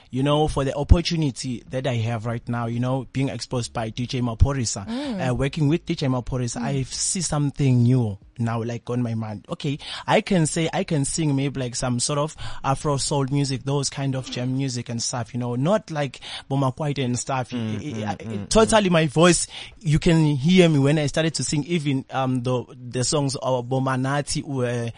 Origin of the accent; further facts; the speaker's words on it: South Africa; as Zulus, we know, I mean, as a South African, we know those Maskandis